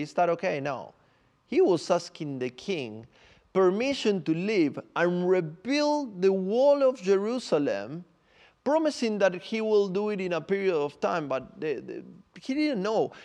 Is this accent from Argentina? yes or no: yes; Buenos Aires, Argentina; English is a second language; moved away as an adult; also born or lived in Santiago, Chile; now in London, United Kingdom; So I'm from Argentina. I'm from Buenos Aires, and then I moved to Santiago, Chile, um, many years ago already